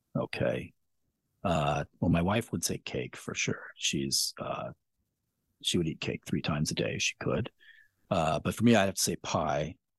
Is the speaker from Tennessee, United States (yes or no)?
no; Spokane, Washington, United States; I grew up in Spokane